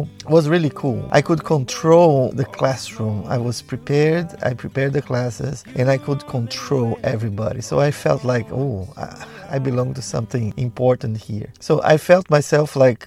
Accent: Brazil; also born or lived in Recife, Brazil / São Paulo, Brazil; I was born in Brazil in 1967

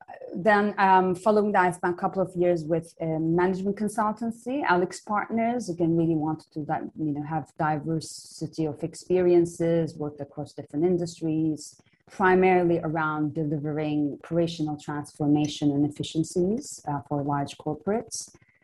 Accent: Istanbul, Turkey; Yeah, so very briefly, I grew up in Istanbul, Turkey.

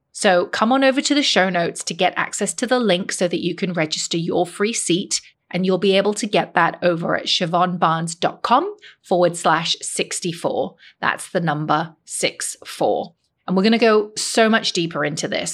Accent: Hong Kong; moved away; I grew up in Hong Kong

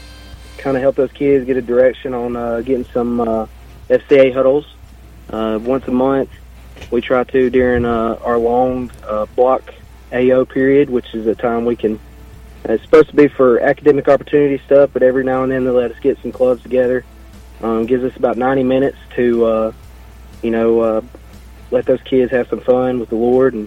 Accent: Blount County, Alabama, United States; I come from Blount County. I was graduated from Susan Moore

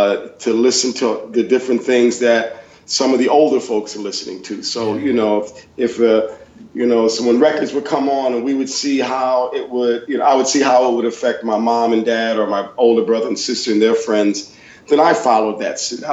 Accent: Bloomfield, Connecticut, United States; I'm from Bloomfield, Connecticut originally. And as a kid growing up here in New England

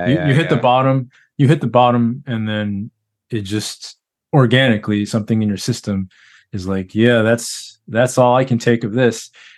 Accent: Texas, United States; I grew up in Texas.

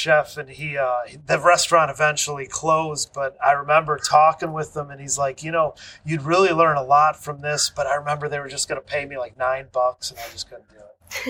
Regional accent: Michigan, United States; I'm from Michigan

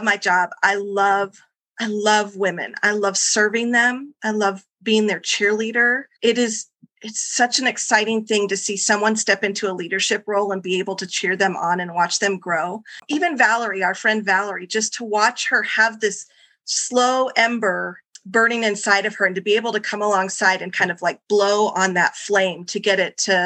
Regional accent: Tucson, Arizona, United States; also born or lived in Amarillo, Texas; I've actually been in Tucson for most of my life. I was born in Amarillo, Texas. And so in my heart, deep down, I'm a Texas Southern girl, but definitely grew up here in the desert.

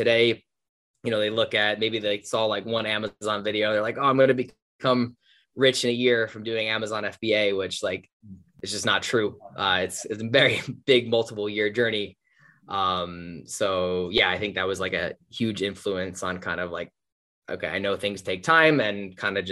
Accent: New Jersey, United States; I grew up in New Jersey, like just the suburbs of New Jersey

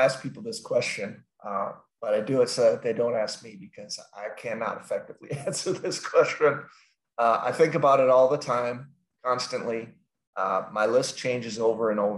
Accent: Minneapolis, Minnesota, United States; we are from Minneapolis, St. Paul, actually

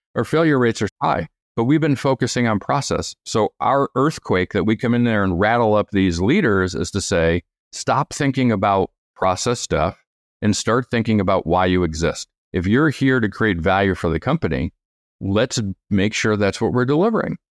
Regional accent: New York, United States; moved away; I'm from New York originally.

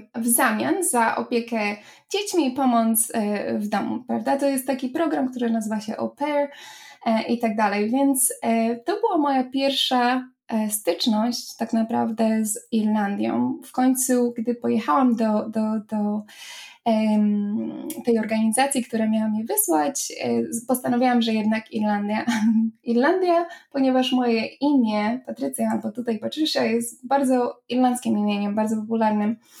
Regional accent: Poland; moved away as an adult; now in Ireland

